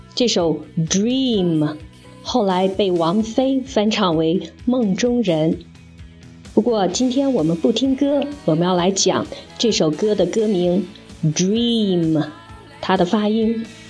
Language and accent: Chinese; China; 我们中国人读错的比例非常地高